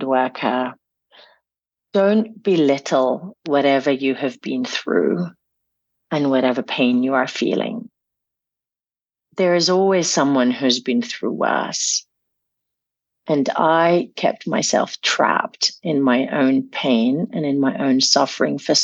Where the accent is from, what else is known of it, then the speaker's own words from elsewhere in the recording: Damascus, Damascus Governorate, Syria; being age six and growing up in Damascus